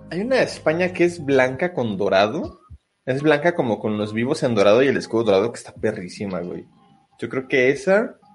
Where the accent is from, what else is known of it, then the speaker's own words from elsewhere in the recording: Monterrey, Nuevo León, Mexico; quiero ir, yo soy de Monterrey, no, no.